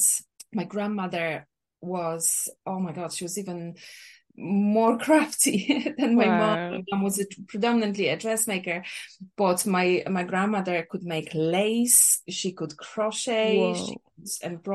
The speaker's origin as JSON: {"language": "English", "country": "Poland", "tie": "born or raised there", "also_born_or_lived": "Ireland", "second_language": "English", "moved": "as an adult", "lives_now": "Cork, Ireland", "said": "I grew up in Poland. I moved to Ireland almost 20 years ago"}